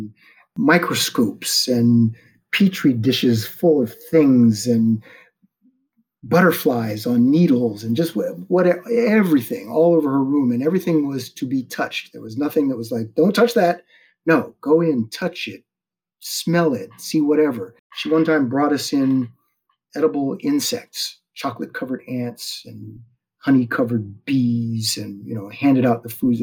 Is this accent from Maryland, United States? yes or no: no; Media, Pennsylvania, United States; My hometown was so small, I would have graduated with a class of 60